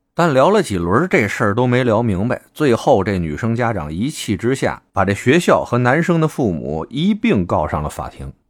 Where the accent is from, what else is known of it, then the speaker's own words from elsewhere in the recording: Beijing, China; 这仰巴咳嗽是我们北京一土话啊